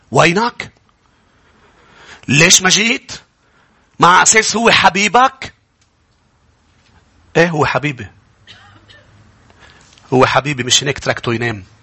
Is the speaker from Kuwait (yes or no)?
no; Lebanon; وكيف هيك وانت حاططني هون وليش انا لبناني